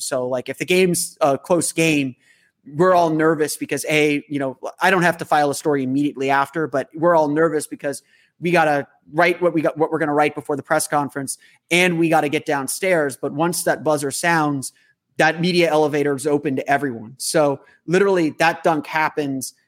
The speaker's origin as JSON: {"language": "English", "town": "Orlando", "region": "Florida", "country": "United States", "tie": "born or raised there", "said": "this is my hometown team."}